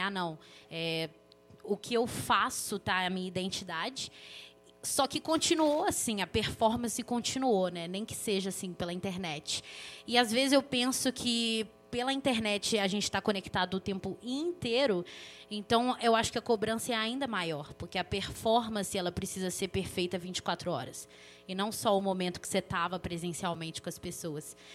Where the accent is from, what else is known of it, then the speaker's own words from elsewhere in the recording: Belo Horizonte, Minas Gerais, Brazil; sou daqui de Belo Horizonte, membro da Igreja Esperança